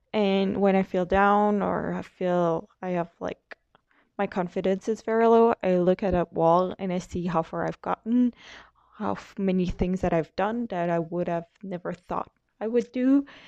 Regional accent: Quebec, Canada; I'm from Quebec, Canada

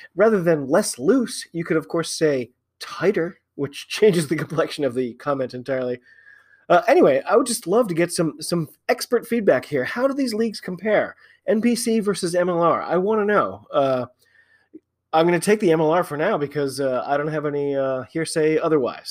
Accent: United States; I'm an American

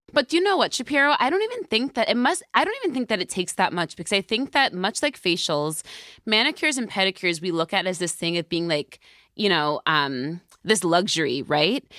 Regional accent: New York, United States; I'm a New Yorker

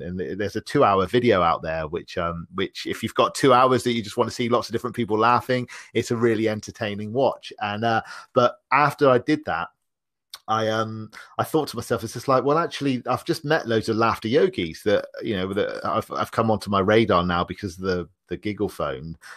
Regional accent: Bristol, South West England, United Kingdom; I'm from the U K. I'm from a, a, a city called Bristol.

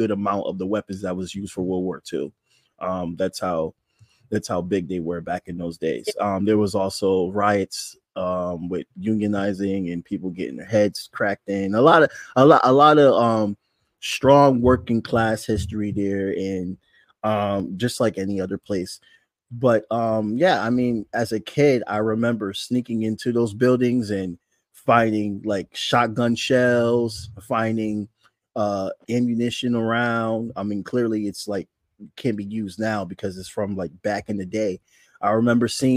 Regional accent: Bridgeport, Connecticut, United States; I grew up in Bridgeport, Connecticut, which is a part of Fairfield County

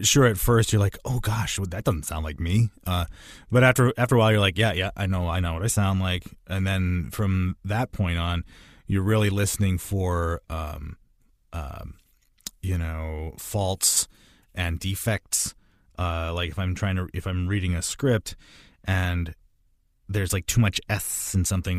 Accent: Midwest, United States; I'm from the Midwest most of my life

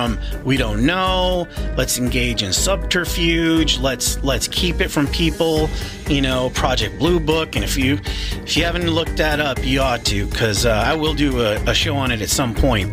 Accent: Arizona, United States; I'm from Arizona

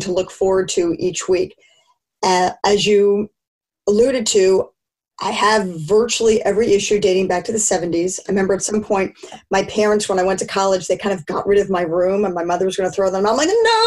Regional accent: Philadelphia, Pennsylvania, United States; I grew up in Philadelphia

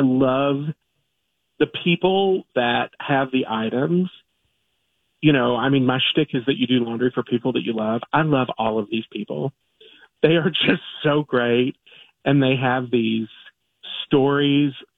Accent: Kentucky, United States; I'm from Kentucky.

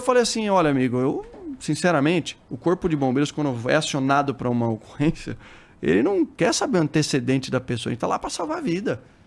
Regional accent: Sorocaba, São Paulo, Brazil; also born or lived in Osasco; Sou lá do interior de, de São Paulo, de Sorocaba

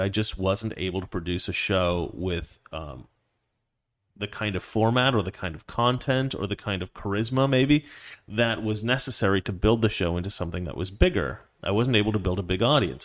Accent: Dallas, Oregon, United States; I was born in Dallas, Oregon

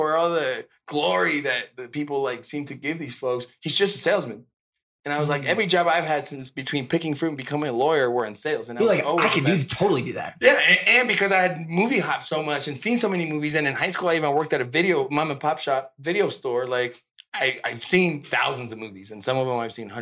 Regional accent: California, United States; English is a second language; also born or lived in Mexico City, Mexico; growing up in California

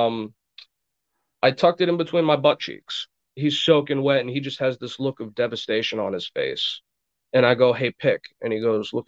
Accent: Burlington, Vermont, United States; also born or lived in Laconia, New Hampshire; I was raised in Vermont. I was born in Burlington, Vermont, January 1st, 1986.

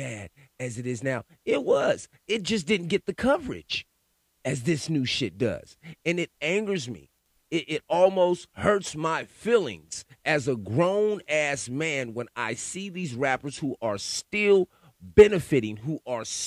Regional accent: California, United States; I grew up in California. I was a teenager during the … and … beefs

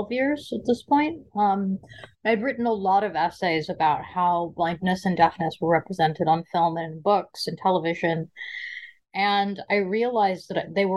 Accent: Seattle, Washington, United States; also born or lived in Brooklyn, New York; I grew up in a combination of Seattle, Washington, and Brooklyn, New York. I was raised in the gay community of Seattle, primarily

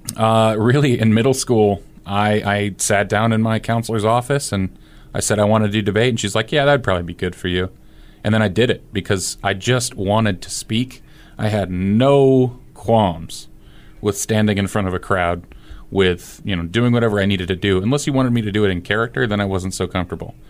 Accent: Fremont, Nebraska, United States; growing up in Fremont, Nebraska

